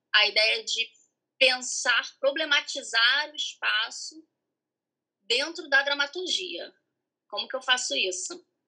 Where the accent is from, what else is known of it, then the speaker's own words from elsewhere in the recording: Piraí, Rio de Janeiro, Brazil; Sou de Piraí. Piraí, interior do estado.